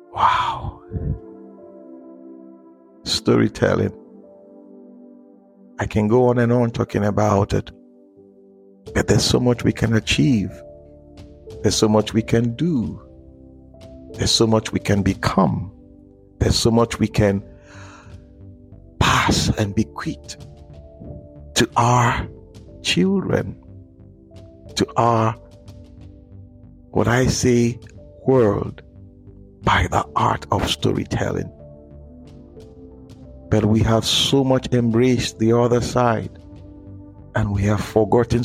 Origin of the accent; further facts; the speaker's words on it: Nigeria; in Africa, in Nigeria, because I'm a Nigerian, we have a huge heritage